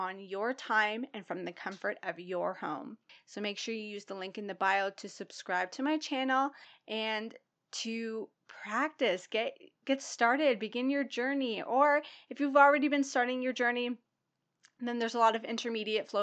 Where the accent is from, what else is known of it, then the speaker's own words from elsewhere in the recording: Toronto, Ontario, Canada; also born or lived in Pickering, Ontario; now in Brighton, Canada; I grew up in Scarborough, in the Rouge Hill, Gilwood area